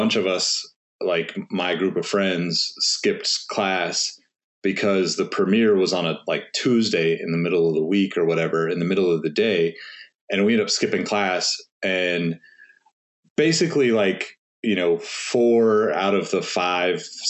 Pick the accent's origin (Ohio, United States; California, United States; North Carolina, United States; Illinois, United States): California, United States; Sacramento; growing up in Sacramento